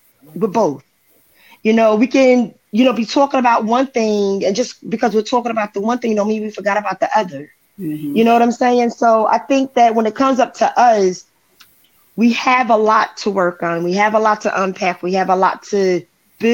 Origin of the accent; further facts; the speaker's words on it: New Jersey, United States; I'm from Jersey, and sometimes a regular conversation can sound like we're arguing